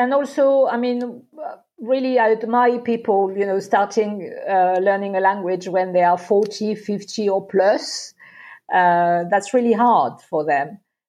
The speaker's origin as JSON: {"language": "English", "town": "Marseille", "region": "Provence-Alpes-Côte d'Azur", "country": "France", "tie": "born or raised there", "also_born_or_lived": "London / Versailles", "second_language": "English", "lives_now": "Nice, France"}